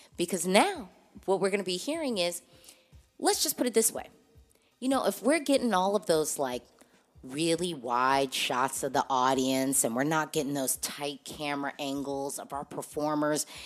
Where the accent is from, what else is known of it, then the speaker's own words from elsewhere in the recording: United States; I'm an American Eurovision fan